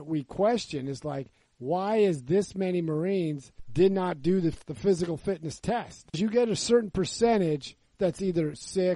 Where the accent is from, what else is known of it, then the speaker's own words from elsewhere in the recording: California, United States; I grew up in California.